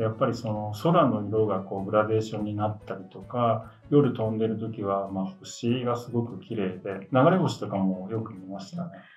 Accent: Yokohama, Kanagawa, Japan; now in Tokyo, Japan; 出身は、えー、横浜ですが、今はあの都内に家族と住んでおります

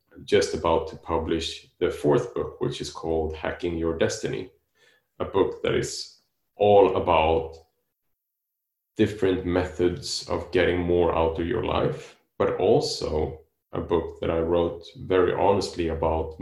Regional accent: Sweden; now in Spain; I am living in Spain and I'm from Sweden

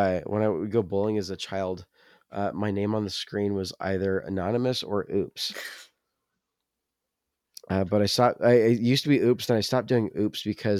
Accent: the South, United States; accent: Southern; My Southern accent is apparently very

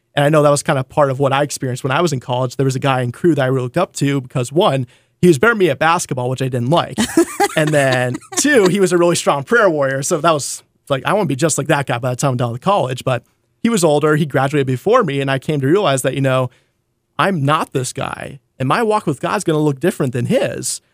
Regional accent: North Dakota, United States; now in Seattle, United States; I grew up in North Dakota. I'm a farm boy from North Dakota

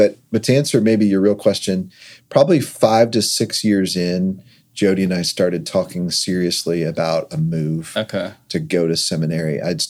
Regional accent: Virginia, United States; moved away as an adult; also born or lived in Georgia; I went to college at University of Georgia, which was out of state for me. I grew up in Virginia.

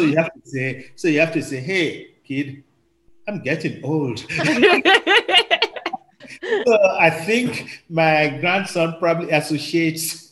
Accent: Nigeria; now in Canada; I'm originally from Nigeria, as a Yoruba

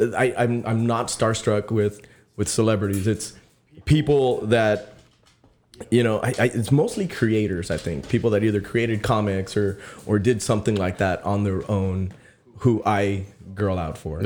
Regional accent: Sullivan City, Texas, United States; I'm from Sullivan City, you know, we have cactuses and cows

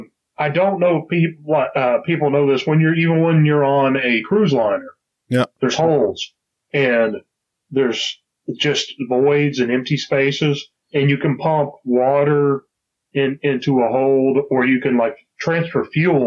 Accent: Texas, United States; Rah, rah, rah, I'm from Texas.

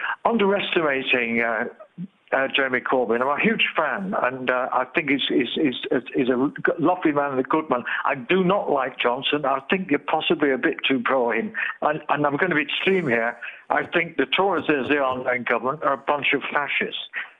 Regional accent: Keighley, Yorkshire and the Humber, United Kingdom; Yes, I'm from Keighley.

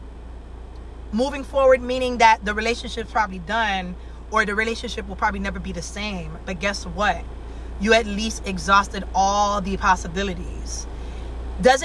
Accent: Miami, Florida, United States; I'm from Miami

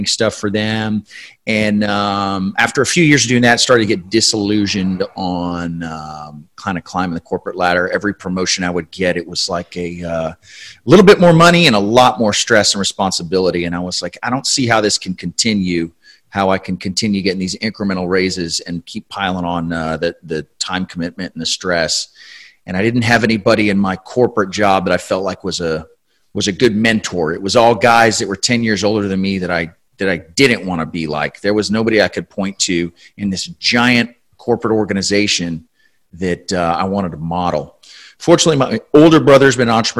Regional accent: San Antonio, Texas, United States; I was born here in San Antonio, grew up here for the most part.

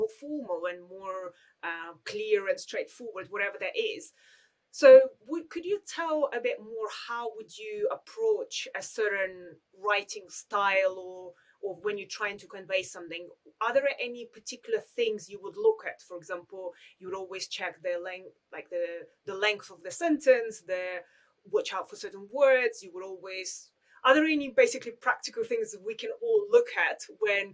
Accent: Russia; first language Russian; English is a second language; moved away; I was born in Russia, so I was taught how to write in Russian.

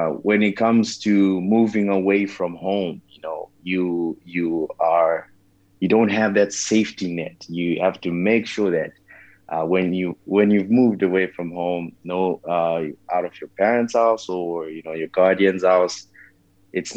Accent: Zimbabwe; moved away as an adult; also born or lived in Malaysia; I was born and raised in Zimbabwe

